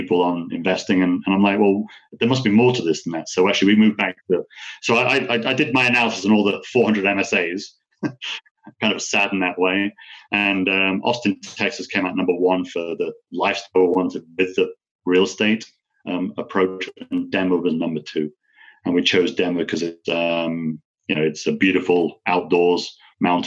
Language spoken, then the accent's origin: English; United Kingdom; also born or lived in California / Puerto Rico; now in United States; I'm an American citizen as well as British.